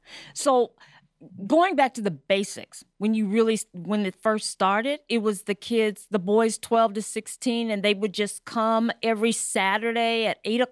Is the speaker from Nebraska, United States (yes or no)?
no; Tennessee, United States; moved away; I'm from Tennessee, small town mm-hmm. Tennessee